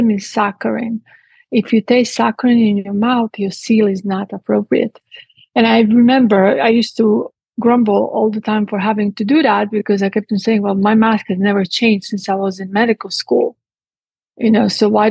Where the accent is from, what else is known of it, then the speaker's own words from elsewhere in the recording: Split, Split-Dalmatia County, Croatia; moved away as an adult; also born or lived in Italy / England; now in Texas, United States; I was born in what used to be Yugoslavia at the time, and I grew up in Split. At 18, I left